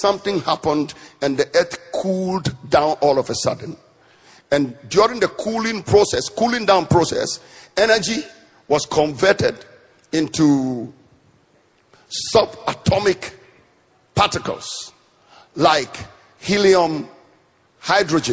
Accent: northern Ghana, Ghana; the part of Ghana I come from, the people in the southern part of Ghana look down on the people from the north, and I come from the north.

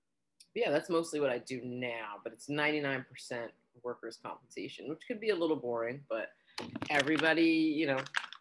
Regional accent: New York, United States; also born or lived in New Jersey / Arizona; I consider myself bi-coastal, you know, definitely New York, New Jersey / Arizona.

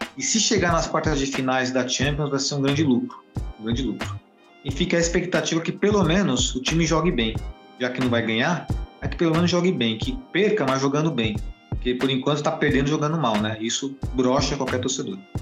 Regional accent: Brazil; Nós somos brasileiros

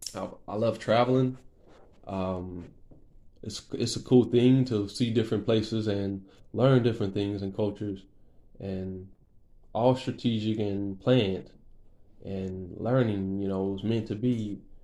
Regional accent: Lafayette, Louisiana, United States; also born or lived in Lake Charles, Louisiana; I was born in Lake Charles, Louisiana. Um, I moved. We moved when I was like four years old to Lafayette, Louisiana. I've been here most of my life

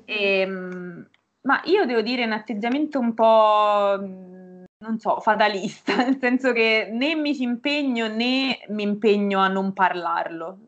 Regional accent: Norcia, Umbria, Italy; moved away as an adult; now in Bologna, Italy; sono Umbra e precisamente vengo da Norcia, che è un paesino in provincia di Perugia

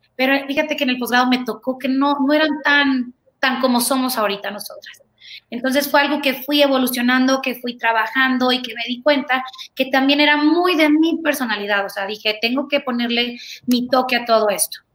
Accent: Tegucigalpa, Francisco Morazán, Honduras; moved away as an adult; also born or lived in Guatemala / Mexico; nací en Guatemala, pero realmente soy mexicana y viví creo que 18, 19 años de mi vida en Tegucigalpa, Honduras

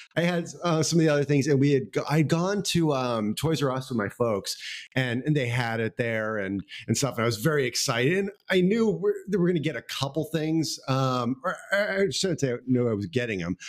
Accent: Houston, Texas, United States; I grew up in a suburb outside of Houston, um, oh, Kings Kingwood.

